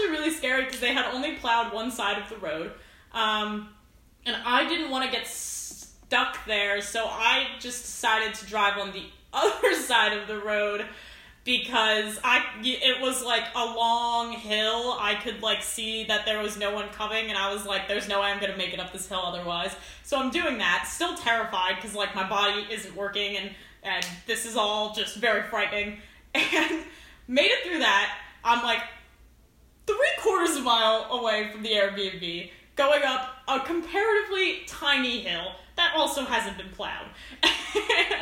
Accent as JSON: {"language": "English", "region": "East Coast", "country": "United States", "tie": "born or raised there", "lives_now": "Washington, D.C., United States", "said": "I grew up, like, on the East Coast"}